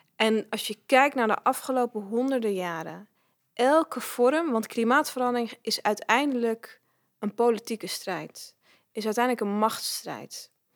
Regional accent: Netherlands; ik ben geboren en getogen in Nederland

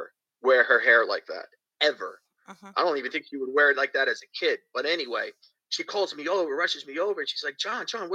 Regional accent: Bayonne, New Jersey, United States; also born or lived in Clearwater, Florida; now in St. Petersburg, United States; in my hometown of Bayonne, New Jersey

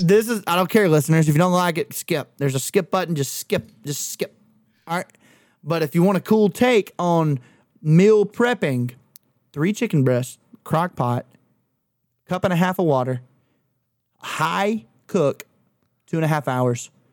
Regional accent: Clanton, Alabama, United States; we had three of them hoes in, in Clanton

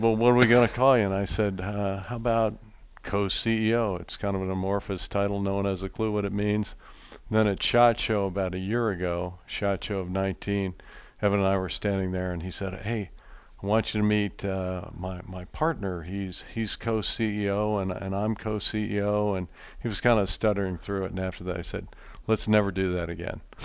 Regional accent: Philadelphia, Pennsylvania, United States; Growing up in Pennsylvania, did a lot of bird hunting

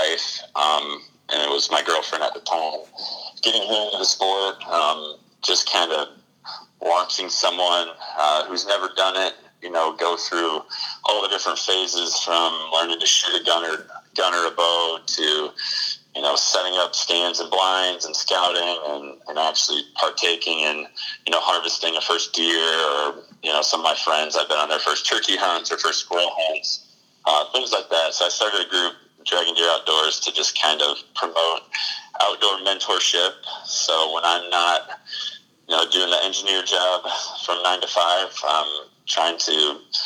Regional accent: Kalamazoo County, Southwest Michigan, United States; moved away as an adult; also born or lived in Upper Peninsula, Michigan / Virginia / Texas; Born and raised in Southwest Michigan. Grew up in Kalamazoo County

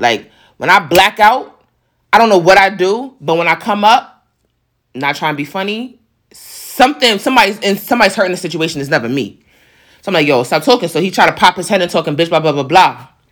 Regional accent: New York, United States; accent: New York; my New York accent

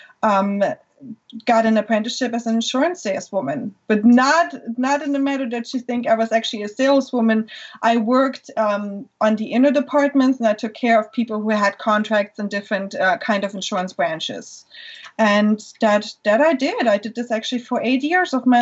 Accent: Germany; English is a second language; moved away as an adult; now in Florida, United States; I was born in Germany.

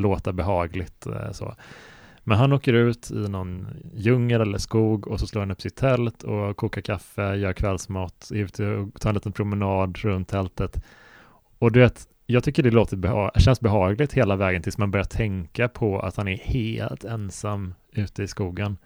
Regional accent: Sweden; det finns en sjö som heter Helsjön ganska nära där jag växte upp, som är fem kilometer bort

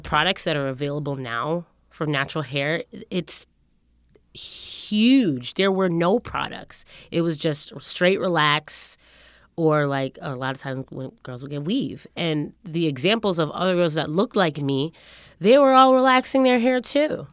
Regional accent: Windsor, Connecticut, United States; growing up in Windsor, Connecticut

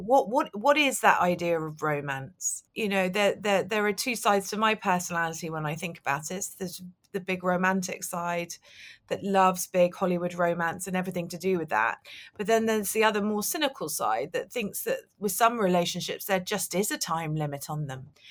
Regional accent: London, United Kingdom; I grew up in London

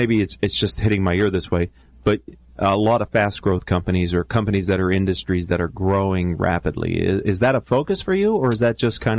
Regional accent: Western Pennsylvania, United States; moved away; I hail from Western Pennsylvania

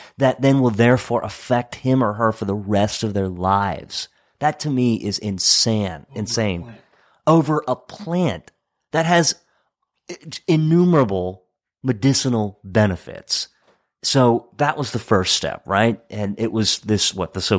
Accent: Hagerstown, Maryland, United States; places like where I grew up in Hagerstown, they have an opioid problem

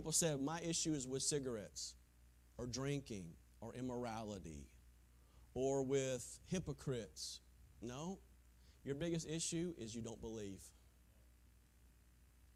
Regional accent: Taylors, South Carolina, United States; growing up in Taylor's, Greenville, South Carolina

